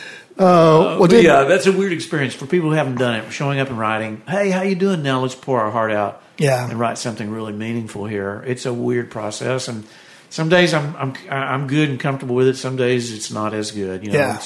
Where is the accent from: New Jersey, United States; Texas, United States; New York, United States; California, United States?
Texas, United States; Texas near Austin, United States; I grew up in Texas near Austin